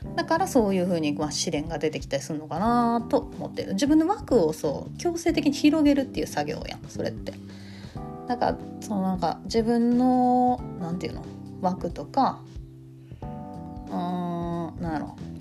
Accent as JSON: {"language": "Japanese", "region": "Kansai", "country": "Japan", "accent": "Kansai dialect"}